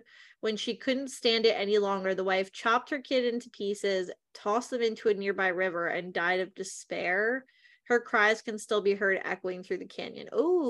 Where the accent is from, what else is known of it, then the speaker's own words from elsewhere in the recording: Delaware, United States; So we're from Delaware, just an FYI.